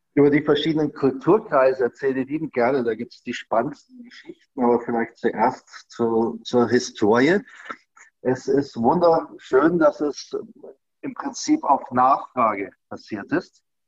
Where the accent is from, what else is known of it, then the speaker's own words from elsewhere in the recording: Germany; als Deutscher